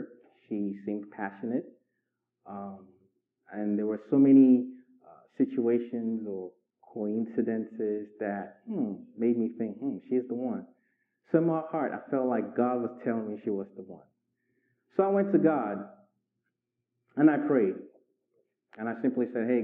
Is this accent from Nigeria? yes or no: yes; Nigeria; moved away as an adult; also born or lived in Inglewood, California / Richmond, Virginia; I was raised in Nigeria for 19 years